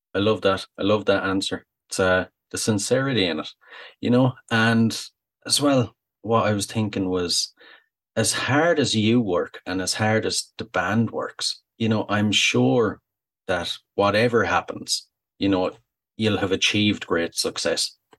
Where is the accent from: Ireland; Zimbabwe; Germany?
Ireland